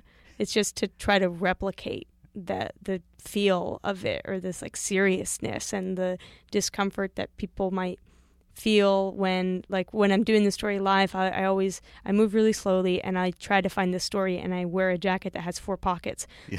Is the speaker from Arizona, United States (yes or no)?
yes; Arizona, United States; I grew up in Arizona, and I was not like, I didn't have any friends that made zines.